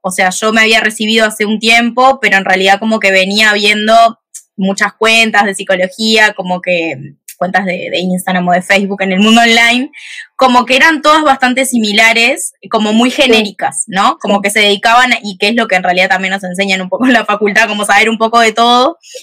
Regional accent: Montevideo, Uruguay; soy de Uruguay, de Montevideo

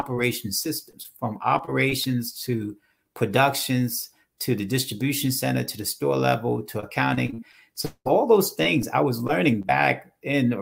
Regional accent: Hoboken, New Jersey, United States; also born or lived in Charlotte, North Carolina; I started my life in Hoboken, New Jersey, Andrew. So I'm born and raised in Hoboken

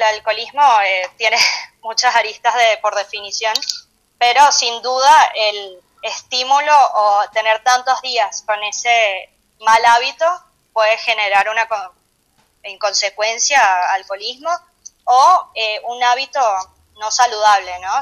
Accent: Venezuela; moved away; nosotros que que somos de Venezuela, allá hay una cultura de dieta

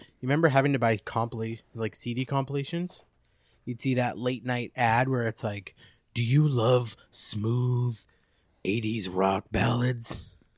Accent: Abbotsford, British Columbia, Canada; also born or lived in Drumheller, Alberta / Chilliwack; pretty much born and raised there.

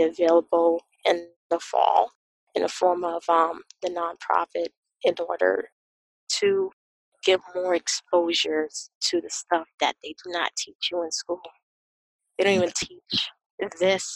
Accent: Boston, Massachusetts, United States; I grew up in Boston. I grew up in the city, urban area

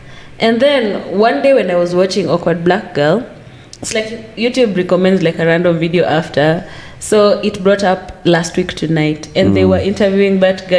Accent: Kitengala, Kajiado County, Kenya; No, as if Manu was reading that, I'm from Kitengala.

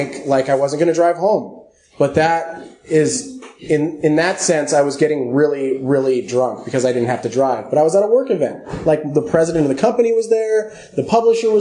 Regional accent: Los Angeles, California, United States; I grew up in Los Angeles.

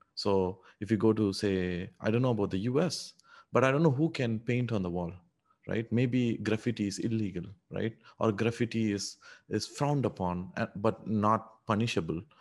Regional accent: India; English is a second language; moved away as an adult; also born or lived in United Arab Emirates / Canada; now in Singapore; No, no, I grew up in India. Actually, I grew up in a small town, uh, in India

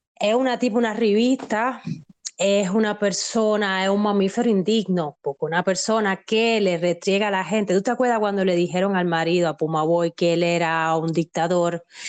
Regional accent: Santiago de Cuba, Cuba; yo vengo de Santiago de Cuba

